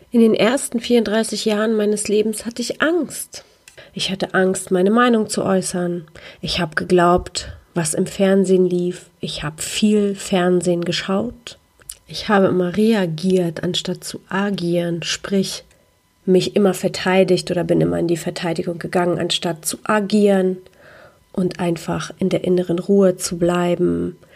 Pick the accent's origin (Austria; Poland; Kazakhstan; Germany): Poland; weil die Ostblockkultur, in der ich groß geworden bin in Polen, einfach so funktionierte.